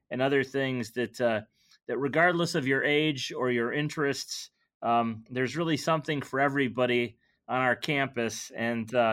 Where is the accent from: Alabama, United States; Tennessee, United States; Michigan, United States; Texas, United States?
Michigan, United States; also born or lived in New Mexico; I'm originally from Michigan.